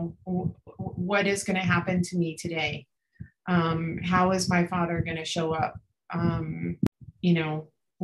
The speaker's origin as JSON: {"language": "English", "region": "Florida", "country": "United States", "tie": "born or raised there", "said": "we grew up in Florida."}